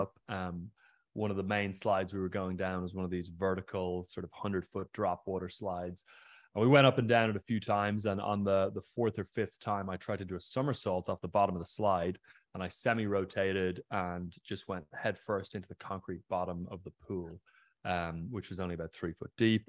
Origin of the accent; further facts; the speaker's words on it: County Mayo, Connacht, Ireland; I grew up on the west coast of Ireland in a pretty remote area, a county called Mayo